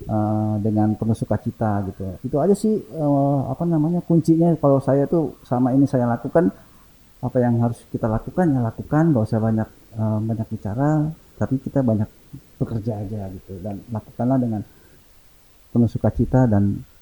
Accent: Java, Indonesia; sedangkan saya kan orang Jawa

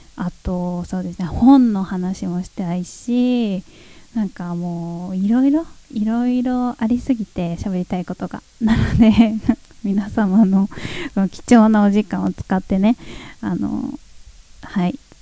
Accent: Sosa, Chiba, Japan; 地元ですね私が生まれ育った町千葉県匝瑳市

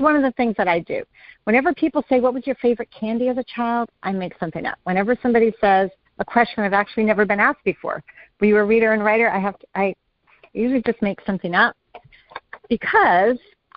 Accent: Woodstock, New York, United States; moved away as an adult; also born or lived in Europe / Denver; raised in upstate New York in the Woodstock area

